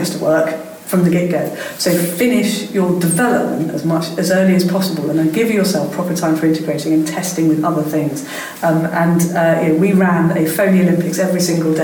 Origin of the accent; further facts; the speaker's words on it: London, United Kingdom; in London, in my hometown